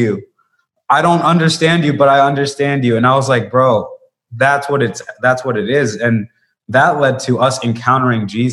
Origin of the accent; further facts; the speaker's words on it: Bogota, Colombia; I'm from Colombia, from Bogota, Colombia.